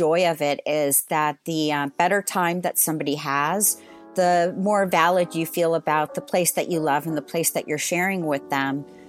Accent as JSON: {"language": "English", "region": "Southern California", "country": "United States", "also_born_or_lived": "San Francisco, United States", "moved": "as an adult", "lives_now": "Paris, France", "said": "I'm from California. Oh, cool. Which part? Southern California, but I came from San Francisco. I spent time in both."}